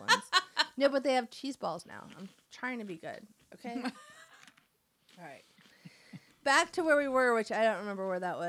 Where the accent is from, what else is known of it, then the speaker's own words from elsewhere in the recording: Michigan, United States; I was born in Michigan.